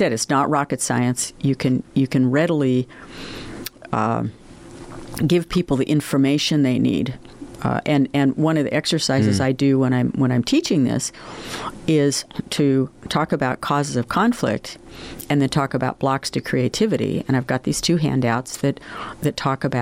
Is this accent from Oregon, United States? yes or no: yes; Oregon, United States; moved away as an adult; also born or lived in Buffalo; I was from Oregon.